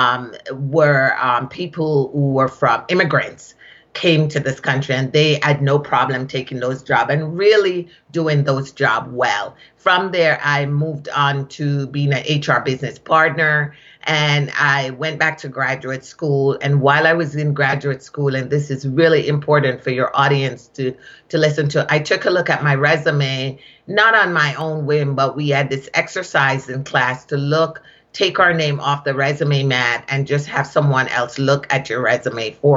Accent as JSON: {"language": "English", "town": "Kingston", "country": "Jamaica", "also_born_or_lived": "Shawnee Mission, Kansas / Boston, Massachusetts", "accent": "Jamaican", "moved": "as an adult", "lives_now": "United States", "said": "I am originally from Kingston, Jamaica, and I came to this country, was sponsored to come to this country as a nanny."}